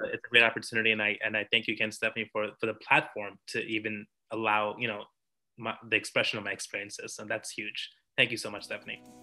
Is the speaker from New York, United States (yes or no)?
yes; New York, United States; I'm from New York.